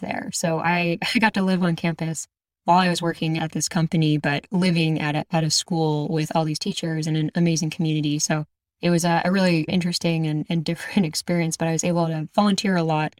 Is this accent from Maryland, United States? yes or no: no; Exton, Pennsylvania, United States; moved away; I actually grew up outside of Philadelphia in a place called Exton, Pennsylvania.